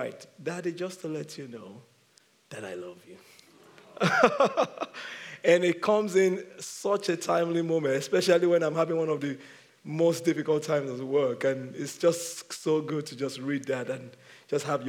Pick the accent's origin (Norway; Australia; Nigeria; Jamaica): Nigeria; moved away; I'm from Nigeria